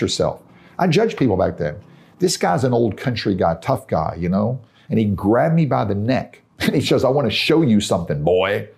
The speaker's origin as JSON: {"language": "English", "region": "Tennessee", "country": "United States", "said": "I'm from Tennessee"}